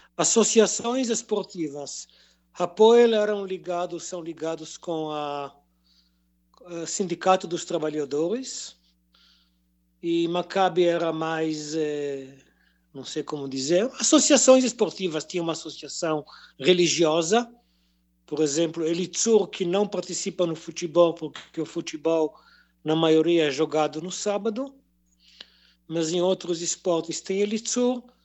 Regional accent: a kibbutz near the Gaza Strip, Southern District, Israel; now in Jerusalem, Israel; sou de origem de um kibbutz perto da faixa de Gaza, kibbutz de brasileiros

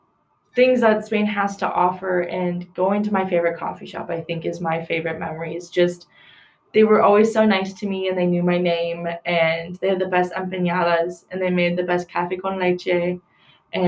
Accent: Milwaukee, Wisconsin, United States; I'm from Milwaukee

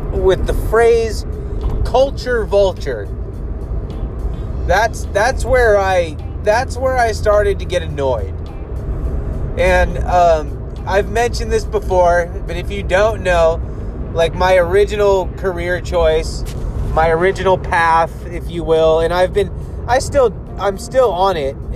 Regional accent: United States; Even though I'm an American

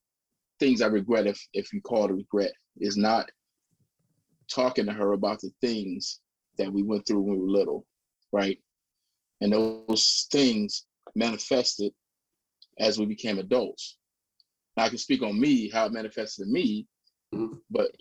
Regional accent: Erie, Pennsylvania, United States; moved away as an adult; now in North Carolina, United States; I live in North Carolina now, but I grew up in Erie, Pennsylvania

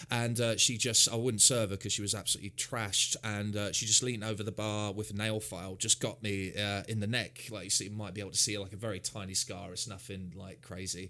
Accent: Hounslow, London, United Kingdom; also born or lived in Islington; i grew up um, uh, around the Chiswick round, so Hounslow, Twickenham, Staines

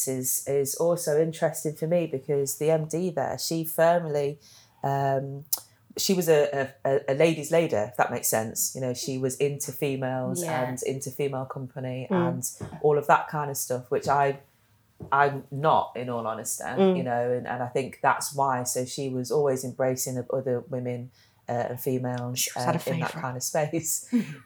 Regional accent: Leicester, East Midlands, United Kingdom; I guess I grew up in Leicester. I'm from Leicester

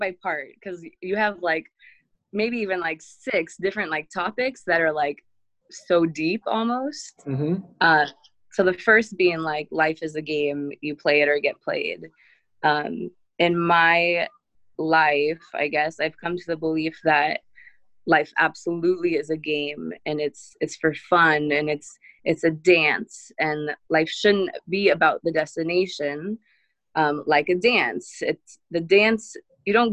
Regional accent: Seattle, Washington, United States; moved away as an adult; also born or lived in Chicago / Israel; I'm from Seattle. Moved to Chicago for a while after graduating high school, and then moved to Israel

